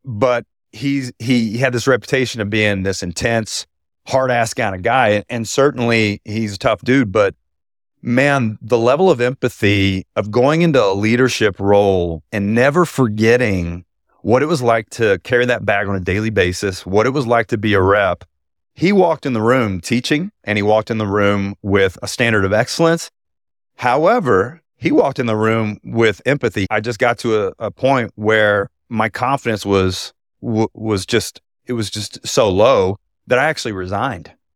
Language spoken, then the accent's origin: English; Houston, Texas, United States; my hometown of Houston